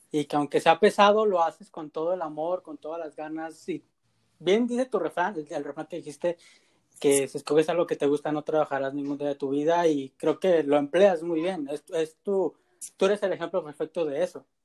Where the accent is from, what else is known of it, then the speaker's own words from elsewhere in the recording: Guadalajara, Jalisco, Mexico; yo no soy chilango, yo soy tapatío. 100% sí, tapatío.